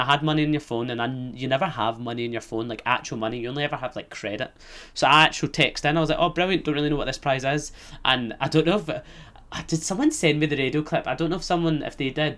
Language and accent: English; Scotland, United Kingdom; accent: Scottish; also born or lived in Fremantle, Australia; I'll have this Scottish accent